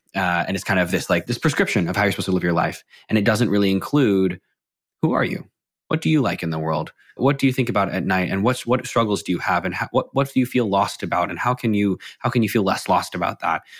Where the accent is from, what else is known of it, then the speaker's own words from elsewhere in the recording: McLean, Virginia, United States; I grew up in McLean, Virginia, right outside of DC.